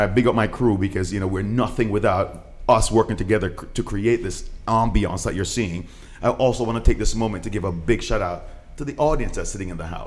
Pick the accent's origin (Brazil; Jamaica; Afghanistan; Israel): Jamaica; born or raised there